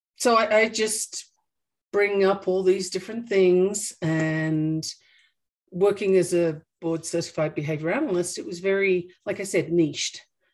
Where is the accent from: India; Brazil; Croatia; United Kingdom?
United Kingdom; England; born there; also born or lived in Australia; I was born in England and my parents just wanted to see what was new and interesting in Australia. So I went there when I was 6 months old.